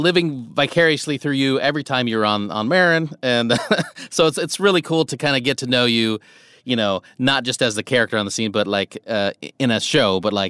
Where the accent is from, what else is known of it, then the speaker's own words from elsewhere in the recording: Nebraska, United States; where I grew up in Nebraska, because I lived on a dairy farm.